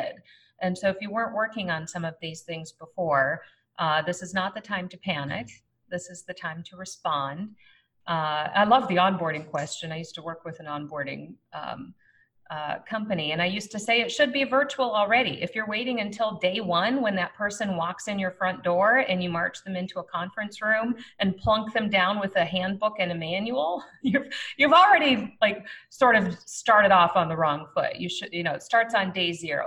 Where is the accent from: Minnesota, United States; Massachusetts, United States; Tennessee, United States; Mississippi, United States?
Minnesota, United States; as a Minnesotan